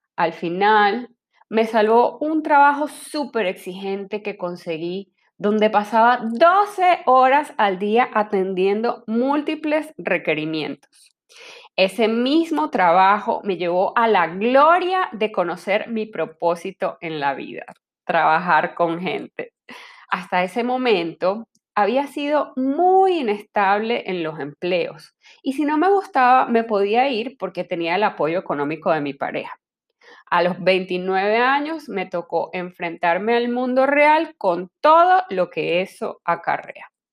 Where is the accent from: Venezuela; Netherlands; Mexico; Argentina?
Venezuela; moved away as an adult; also born or lived in Caracas; now in Panama; Soy venezolana y para el momento que sale este episodio tengo casi cinco años viviendo en Panamá